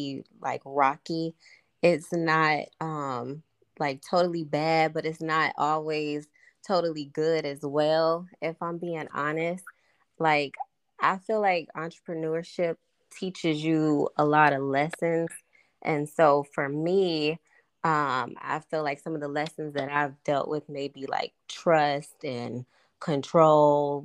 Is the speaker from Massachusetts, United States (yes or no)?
no; St. Louis, Missouri, United States; now in Jacksonville, United States; Originally, I'm from St. Louis, but now I live in Jacksonville, Florida.